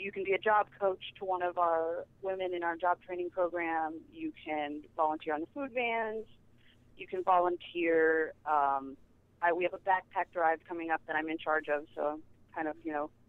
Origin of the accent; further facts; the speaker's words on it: Kansas City, United States; now in New York, United States; I'm from Kansas City